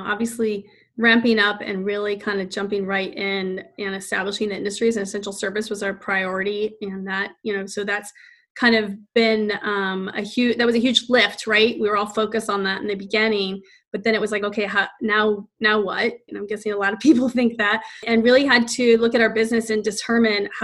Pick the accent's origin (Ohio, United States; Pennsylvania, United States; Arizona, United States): Ohio, United States; Northeastern; moved away as an adult; now in Washington, D.C., United States; I'm from Northeastern Ohio